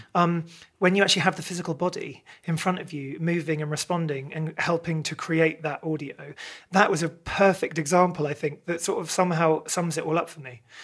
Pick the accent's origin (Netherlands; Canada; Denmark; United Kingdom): United Kingdom; Maidenhead, South East England; grew up in Maidenhead.